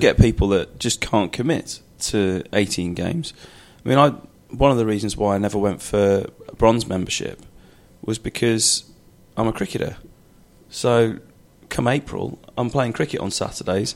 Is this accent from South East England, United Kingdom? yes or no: no; Shropshire, West Midlands, United Kingdom; moved away as an adult; now in London, United Kingdom; I grew up in Shropshire, miles away from uh, from from London.